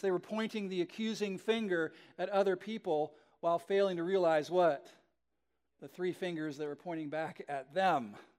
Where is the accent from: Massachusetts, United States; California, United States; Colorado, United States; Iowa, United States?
California, United States; Southern; I grew up in Southern California in the sixties and seventies.